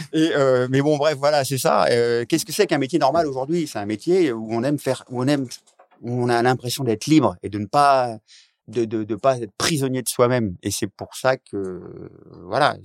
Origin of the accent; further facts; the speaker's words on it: Oise, Hauts-de-France, France; moved away; also born or lived in Paris; Donc je viens de l'Oise à la base et j'avais j'ai vécu après plein d'années à Paris